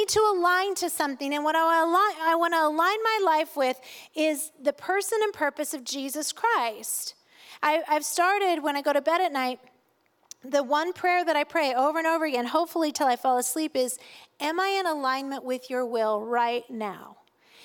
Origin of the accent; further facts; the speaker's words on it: United States; I am an American. I am of German descent.